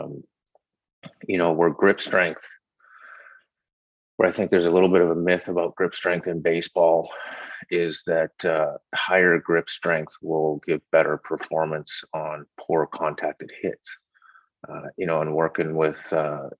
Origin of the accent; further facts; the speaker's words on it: Canada; moved away; I'm from Canada